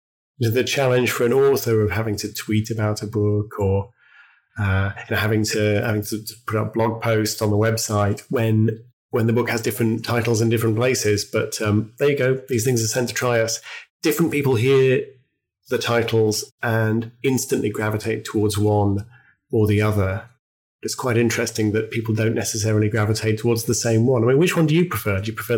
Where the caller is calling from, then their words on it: Oxford, South East England, United Kingdom; It is a lovely summer afternoon in Oxford in the UK.